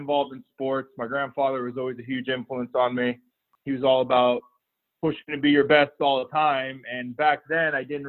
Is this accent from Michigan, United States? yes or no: no; Florida, United States; also born or lived in Toledo, Ohio; I'm from Florida, so living in Toledo, Ohio was pretty rough on me with the weather and the snow and everything else